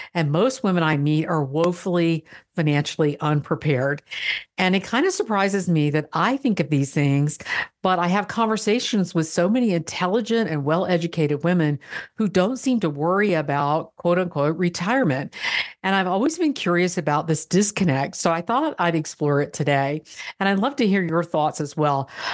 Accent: Florida, United States; I'm from Florida

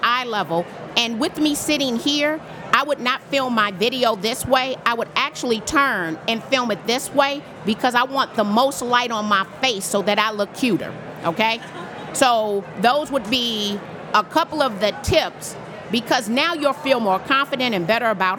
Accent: Chicago, Illinois, United States; I'm from Chicago

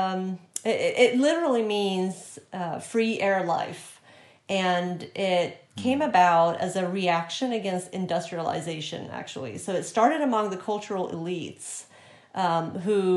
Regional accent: Sweden; moved away as an adult; also born or lived in Montana; now in Indiana, United States; I was born and raised in Sweden, but I moved over to the U.S. when I was in my 20s

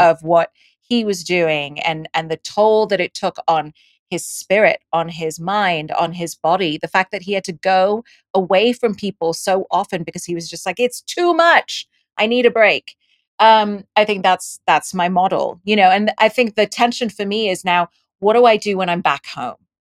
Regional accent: Dubai, United Arab Emirates; moved away; also born or lived in India; I was born in India and I grew up in Dubai and I went to an English school, which is why I have this accent

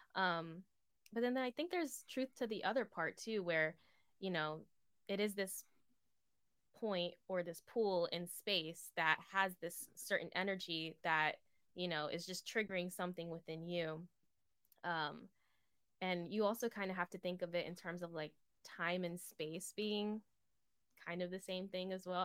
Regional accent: East Coast, United States; I'm from the East Coast.

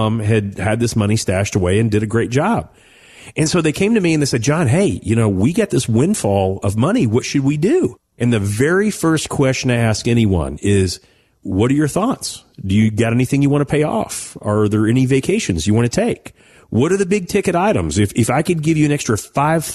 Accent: Owensboro, Kentucky, United States; I'm from Western Kentucky, Owensboro. Everything's humble beginnings there

